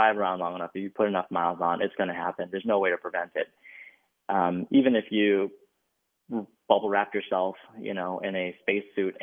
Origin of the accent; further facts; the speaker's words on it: Minneapolis, Minnesota, United States; also born or lived in Chicago; I grew up in Minneapolis, Minnesota